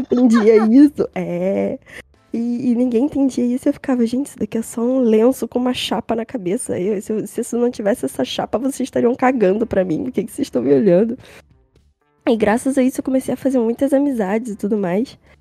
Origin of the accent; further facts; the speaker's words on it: Rio de Janeiro, Brazil; sou do Rio de Janeiro, centro